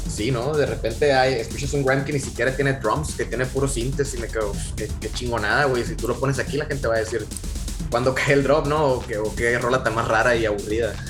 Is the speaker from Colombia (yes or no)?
no; Hermosillo, Sonora, Mexico; los integrantes ahorita de Leche Media somos de, Hermosillo